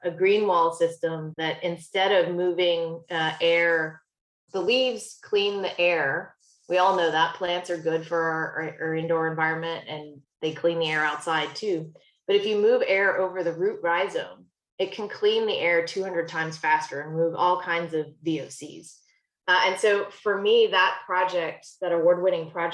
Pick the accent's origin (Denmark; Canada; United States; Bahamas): United States; South Georgia; my brother and I grew up in South Georgia